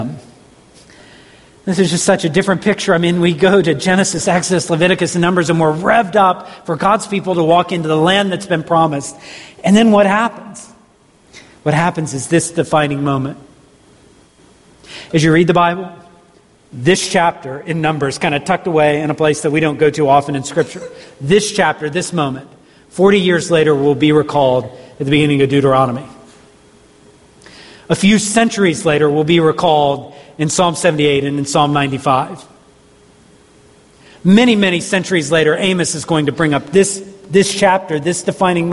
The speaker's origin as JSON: {"language": "English", "region": "Southeast", "country": "United States", "tie": "born or raised there", "said": "growing up in the Southeast"}